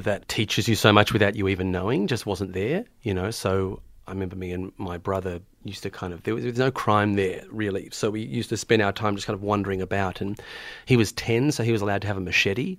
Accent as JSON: {"language": "English", "town": "Melbourne", "region": "Victoria", "country": "Australia", "tie": "born or raised there", "also_born_or_lived": "Tonga", "said": "I was born in Melbourne, born, born down south in Melbourne, down in Hampton, where I had most of my childhood"}